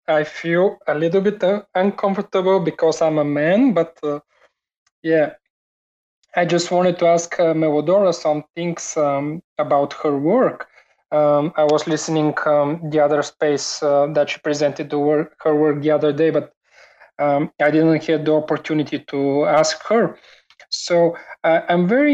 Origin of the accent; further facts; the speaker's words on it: Bulgaria; I am from Bulgaria